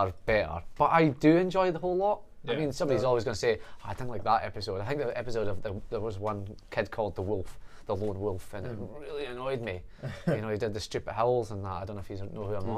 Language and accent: English; Scotland, United Kingdom; we're all from Scotland